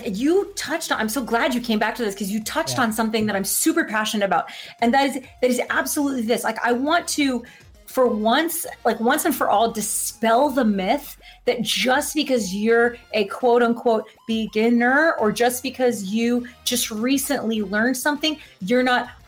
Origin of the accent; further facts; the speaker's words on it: Florida, United States; We're from Florida. We don't know what this is even